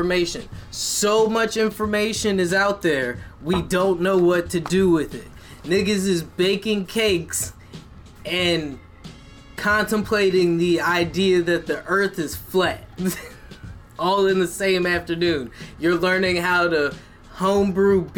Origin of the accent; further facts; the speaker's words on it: United States; as American citizens